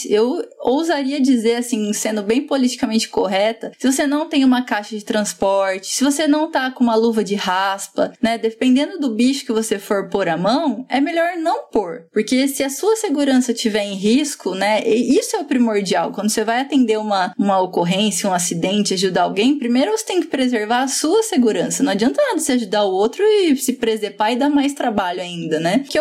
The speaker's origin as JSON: {"language": "Portuguese", "town": "São Raimundo Nonato", "region": "Piauí", "country": "Brazil", "said": "sou de São Raimundo Nonato, Piauí"}